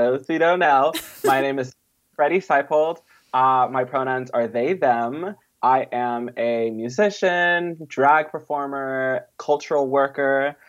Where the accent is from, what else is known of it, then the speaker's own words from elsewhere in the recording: Mississippi, United States; born there; also born or lived in Southeast Texas / Southern California / Bay Area; No, I was born in Mississippi, actually.